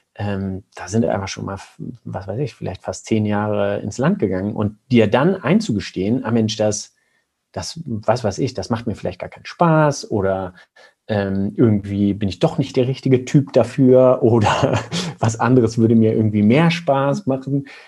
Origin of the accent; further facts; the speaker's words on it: Germany; als Deutsche